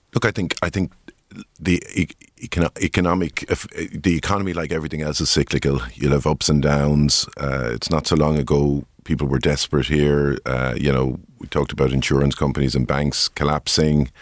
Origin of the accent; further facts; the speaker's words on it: Tipperary, Munster, Ireland; I grew up in Tipperary.